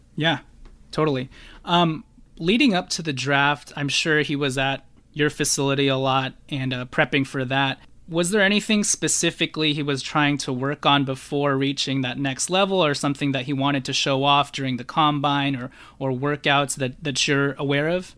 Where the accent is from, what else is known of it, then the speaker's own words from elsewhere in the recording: Los Angeles, California, United States; someone who's from L